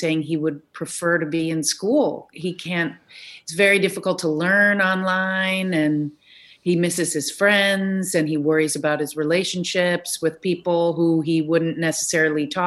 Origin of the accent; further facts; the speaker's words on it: Newton, Massachusetts, United States; moved away as an adult; also born or lived in Chicago; I grew up in Newton, which is true